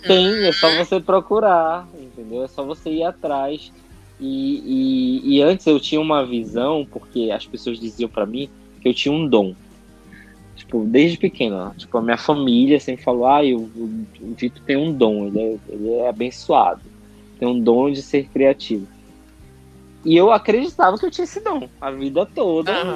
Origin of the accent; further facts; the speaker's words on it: Amazonas, Brazil; moved away as an adult; also born or lived in São Paulo; eu sou amazonense, eu gosto disso